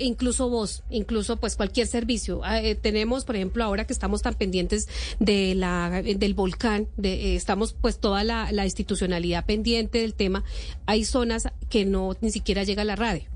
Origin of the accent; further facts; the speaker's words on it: Boyacá, Colombia; moved away; Yo que soy de región y que voy a Boyacá eh, permanentemente